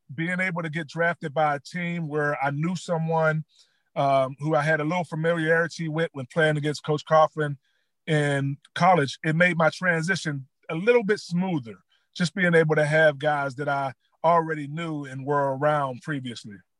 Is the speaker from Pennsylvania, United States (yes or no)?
yes; West Mifflin, Pennsylvania, United States; I grew up uh, in West Mifflin